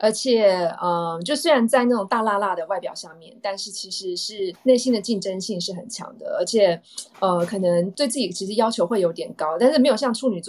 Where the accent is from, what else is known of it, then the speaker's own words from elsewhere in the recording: Taiwan; moved away as an adult; 所以有些人会觉得我是 A B C，但其实我不是啊，我是在台湾的大学交大毕业以后，还在公关公司工作一年，我才出国去念书的。